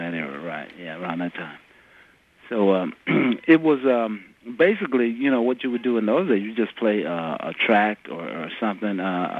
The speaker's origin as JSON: {"language": "English", "region": "the South", "country": "United States", "tie": "born or raised there", "said": "Yeah, I grew up in the South."}